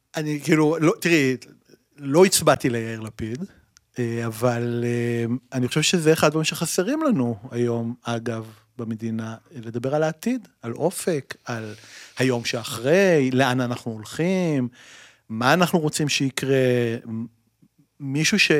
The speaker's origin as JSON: {"language": "Hebrew", "town": "Tel Aviv", "region": "Tel Aviv District", "country": "Israel", "tie": "born or raised there", "said": "אני עד היום גר בתל אביב, נולדתי בתל אביב"}